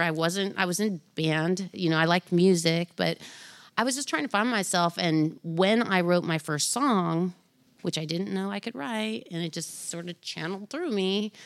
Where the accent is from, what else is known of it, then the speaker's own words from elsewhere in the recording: Anaheim, California, United States; I grew up in Orange County